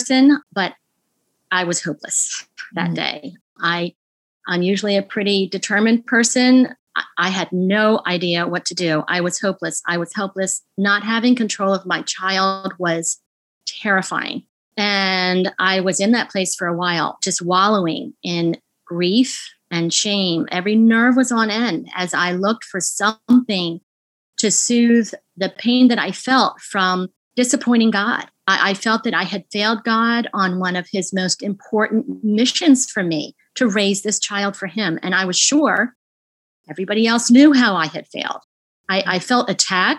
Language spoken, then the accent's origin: English; Delaware, United States; I am from Delaware